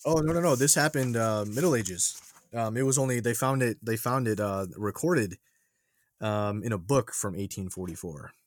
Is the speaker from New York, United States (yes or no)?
yes; New York, United States; growing up in New York